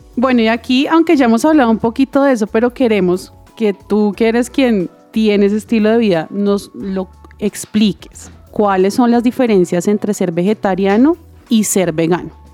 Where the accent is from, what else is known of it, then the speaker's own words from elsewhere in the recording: Bogotá, Colombia; also born or lived in Santander; yo nací en Bogotá, pero toda mi familia es santanderiana